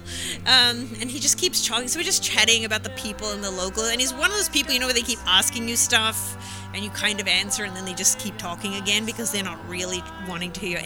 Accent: Los Angeles, California, United States; I'm from LA.

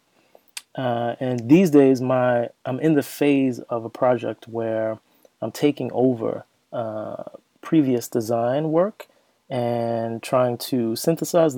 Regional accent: Bergen County, New Jersey, United States; moved away as an adult; also born or lived in Princeton, New Jersey / New York City / Washington, D.C.; now in Amsterdam, Netherlands; I was born in Princeton, where my parents were at school. And I spent my childhood in Bergen County. That's basically a suburb of New York.

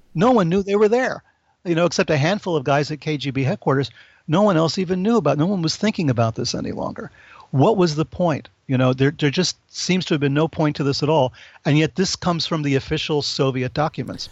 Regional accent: New York, United States; I'm from New York

